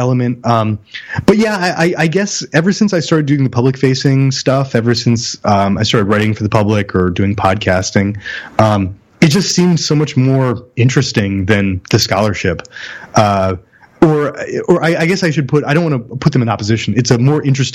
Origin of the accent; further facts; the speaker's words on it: near Trenton, New Jersey, United States; I'm actually from the bordering town, but Trenton barely registers